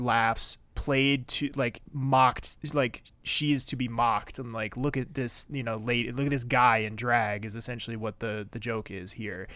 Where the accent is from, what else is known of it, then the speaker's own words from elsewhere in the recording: East Coast, United States; moved away; I grew up on the East Coast